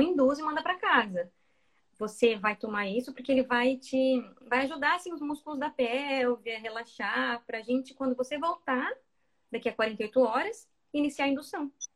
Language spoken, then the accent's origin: Portuguese; Mato Grosso, Brazil; moved away as an adult; now in Dublin, Ireland; como eu sou de Mato Grosso